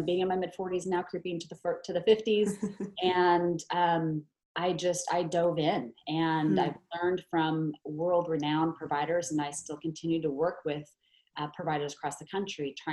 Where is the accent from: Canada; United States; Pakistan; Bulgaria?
United States; Oregon; I was born and raised actually in Oregon